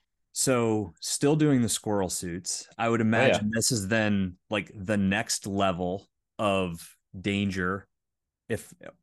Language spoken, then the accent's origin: English; Pennsylvania, United States; I grew up in the Northwest, or sorry, Northeast, Northwestern part of Pennsylvania, like Allegheny National Forest.